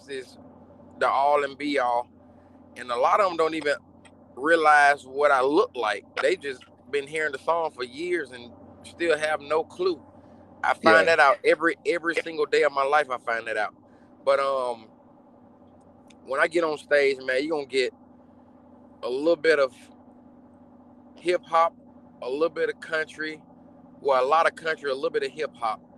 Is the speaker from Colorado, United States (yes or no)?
no; Atlanta, Georgia, United States; I'm from Bankhead